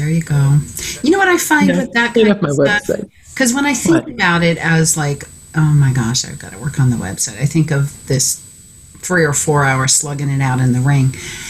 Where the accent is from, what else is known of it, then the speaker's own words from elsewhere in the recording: United States; I grew up in Maine.